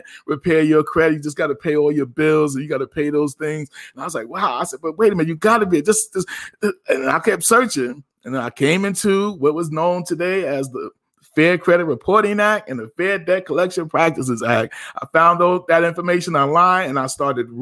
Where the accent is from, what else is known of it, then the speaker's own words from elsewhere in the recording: Passaic, New Jersey, United States; also born or lived in Paterson, New Jersey; now in Virginia, United States; Born in Patterson, raised in Passaic